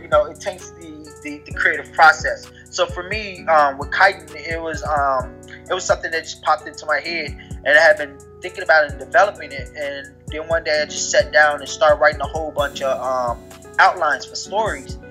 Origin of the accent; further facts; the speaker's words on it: Chicago, Illinois, United States; so I'm from originally from Chicago. Um, I live outside Chicago right now.